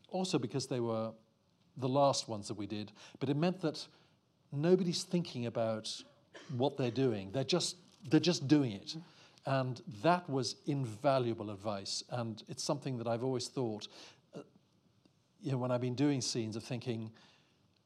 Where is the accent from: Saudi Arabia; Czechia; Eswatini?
Eswatini; I'm from Swaziland